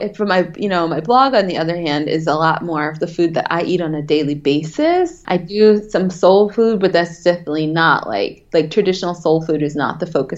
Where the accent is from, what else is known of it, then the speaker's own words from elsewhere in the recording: the South, United States; I'm from the South